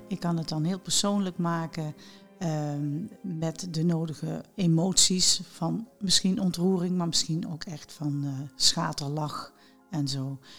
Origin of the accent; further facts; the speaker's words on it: Mook, Limburg, Netherlands; toen ik een, een kind was en ik zat op de lagere school, en op de lagere meidenschool in eh, mijn geboorteplaats Mook